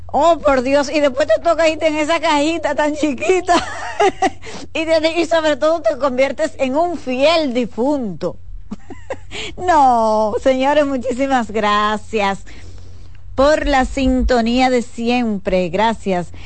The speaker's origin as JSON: {"language": "Spanish", "country": "Dominican Republic", "said": "como ciudadana dominicana"}